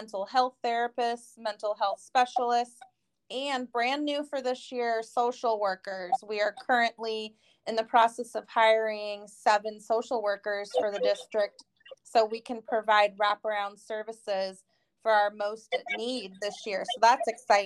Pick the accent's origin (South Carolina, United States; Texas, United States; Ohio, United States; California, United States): California, United States; Northern; moved away as an adult; I'm from Northern California originally